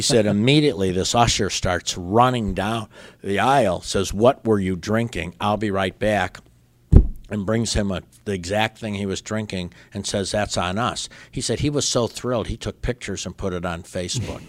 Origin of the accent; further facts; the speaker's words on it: La Grange, Illinois, United States; also born or lived in Berwyn, Illinois / Brookfield, Illinois / Pensacola, Florida; when I was in fifth grade, my family moved right next door to a place called LaGrange, Illinois. So until I went to college, I stayed there